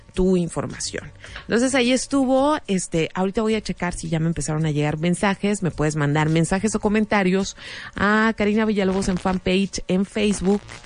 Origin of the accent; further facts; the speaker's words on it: Mexico; como mexicanos